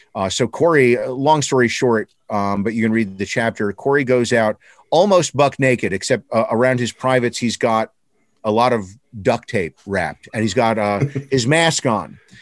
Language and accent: English; Newark, New Jersey, United States; We're all from Newark, New Jersey